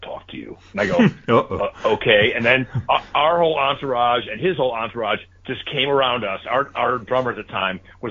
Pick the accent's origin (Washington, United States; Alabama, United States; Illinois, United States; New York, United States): Illinois, United States; Chicago; I'm from Chicago, Illinois, in the city